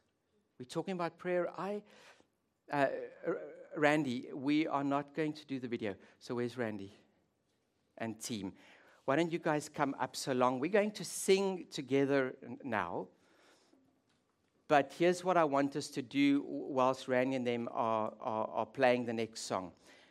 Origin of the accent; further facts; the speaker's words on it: South Africa; now in Netherlands; but I'll tell you what we call it where I grew up in South Africa.